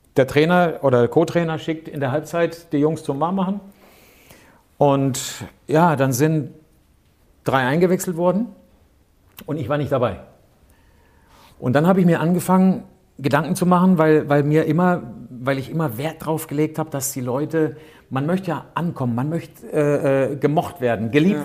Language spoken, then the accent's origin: German; Karlsruhe, Baden-Württemberg, Germany; ich bin in Karlsruhe aufgewachsen